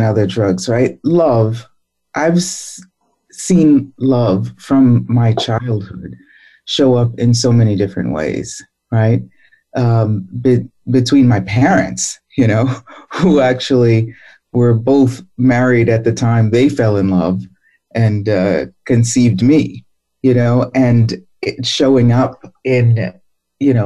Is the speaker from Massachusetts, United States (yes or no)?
yes; Boston, Massachusetts, United States; I grew up in Roxbury in Boston